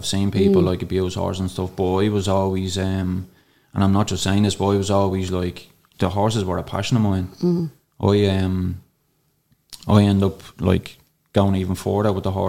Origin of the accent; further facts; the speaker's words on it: Darndale, Leinster, Ireland; I'd say, up in around 10 horses like growing up in Darndale, and most of them got pounded.